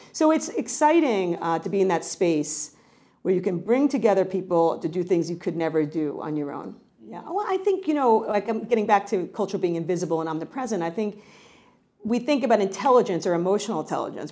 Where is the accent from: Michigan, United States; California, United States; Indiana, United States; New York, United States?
New York, United States; I'm a New Yorker